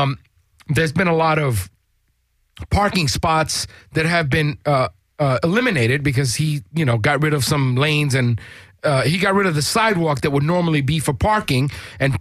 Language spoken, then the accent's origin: English; New York, United States; now in Los Angeles, United States; I'm originally from New York